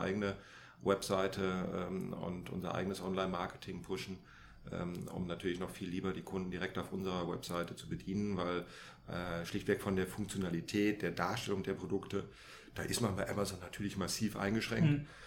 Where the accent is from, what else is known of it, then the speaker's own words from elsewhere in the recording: Germany; wir als Deutsche